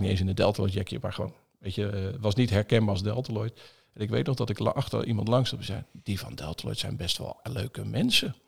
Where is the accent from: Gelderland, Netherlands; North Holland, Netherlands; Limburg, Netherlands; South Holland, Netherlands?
South Holland, Netherlands; Zevenhuizen; also born or lived in Bruges, Belgium; Zevenhuis onder de rook van Rotterdam opgegroeid